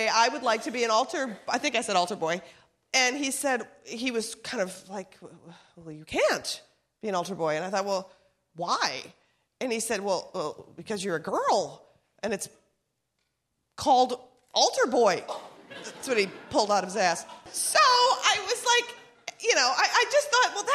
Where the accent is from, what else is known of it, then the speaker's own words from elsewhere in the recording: Minnesota, United States; moved away; We're from Minnesota.